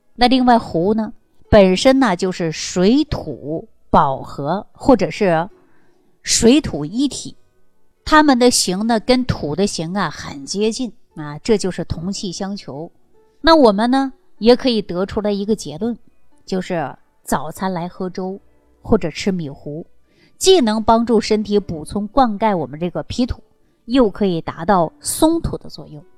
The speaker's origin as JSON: {"language": "Chinese", "country": "China", "said": "最适合我们中国人调养脾胃"}